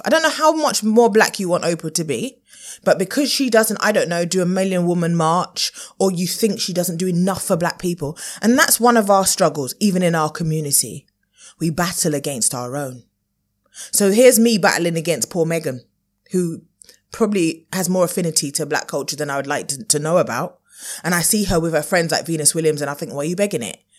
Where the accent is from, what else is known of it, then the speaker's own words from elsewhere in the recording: United Kingdom; we as U K Brits